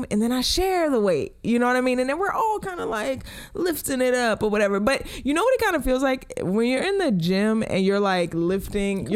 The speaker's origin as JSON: {"language": "English", "town": "Baltimore", "region": "Maryland", "country": "United States", "moved": "yes", "said": "we're from Baltimore"}